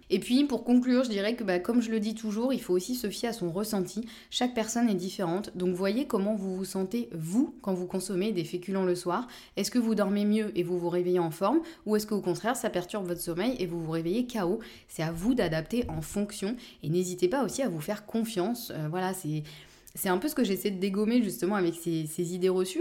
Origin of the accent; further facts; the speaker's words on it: Normandy, France; je suis normande